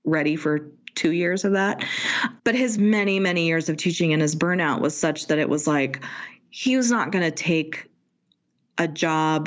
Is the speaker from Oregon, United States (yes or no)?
no; Pacifica, California, United States; moved away as an adult; also born or lived in San Francisco; now in Salt Lake City, United States; which is where we met doing community theater and where I moved when I was like 12. And when my mom remarried, we moved from San Francisco to Pacifica.